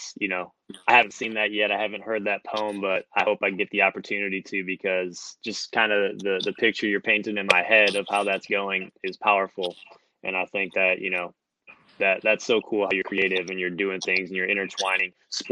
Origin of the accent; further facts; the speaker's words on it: Wisconsin, United States; I'm from Wisconsin